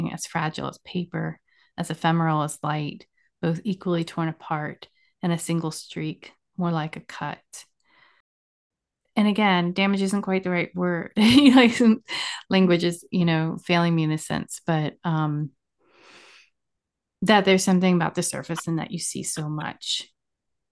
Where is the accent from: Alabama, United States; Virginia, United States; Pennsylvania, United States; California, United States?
Virginia, United States; I grew up mostly in Virginia.